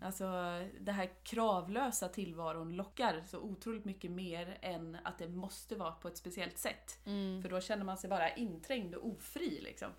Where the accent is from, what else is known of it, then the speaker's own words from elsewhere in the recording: Åkersberga, Stockholm County, Sweden; now in Halmstad, Sweden; vi är ju uppvuxna i Åkersberga som ligger utanför Stockholm.